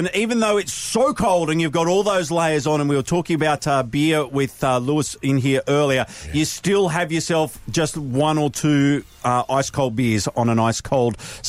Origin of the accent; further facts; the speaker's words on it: Sydney, New South Wales, Australia; now in Canberra, Australia; And I grew up in Sydney.